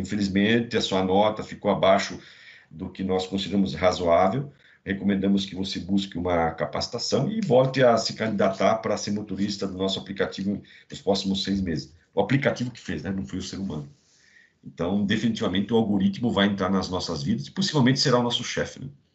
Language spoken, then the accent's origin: Portuguese; Rio do Cedros, Santa Catarina, Brazil; now in São Paulo, Brazil; é um catarinense de uma pequena cidade no interior de Santa Catarina, chamada Rio de Serros, mas já sou paulistano, estou há 30 anos em São Paulo